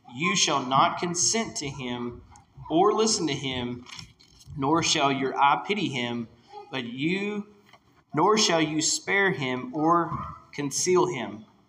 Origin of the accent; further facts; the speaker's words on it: Whitesville, Kentucky, United States; now in Hardinsburg, United States; I grew up in Whitesville, Kentucky